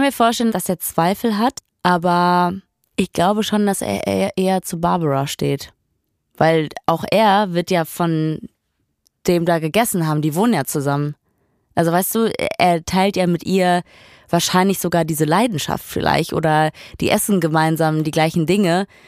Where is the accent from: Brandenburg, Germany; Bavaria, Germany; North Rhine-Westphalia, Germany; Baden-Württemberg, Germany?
North Rhine-Westphalia, Germany; Ruhr area; ich komme aus dem Ruhrpott